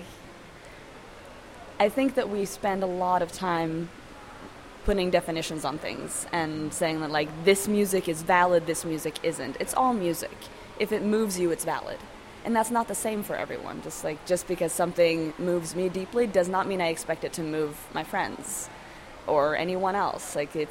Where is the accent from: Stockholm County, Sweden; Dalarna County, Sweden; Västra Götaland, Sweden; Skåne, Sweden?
Västra Götaland, Sweden; Gothenburg; moved away as an adult; also born or lived in Seattle, United States; now in New York, United States; I'm from Sweden, Gothenburg, Sweden.